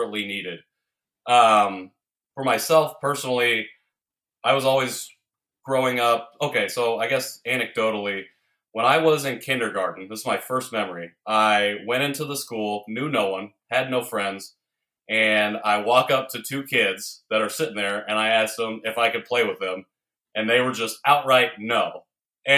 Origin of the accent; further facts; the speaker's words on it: Indiana, United States; moved away; also born or lived in Seoul, South Korea / Chicago; I grew up in a very small, conservative, predominantly white town in Indiana